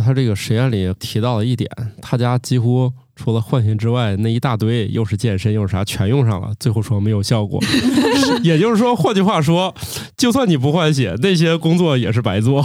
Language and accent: Chinese; China; 我们中国人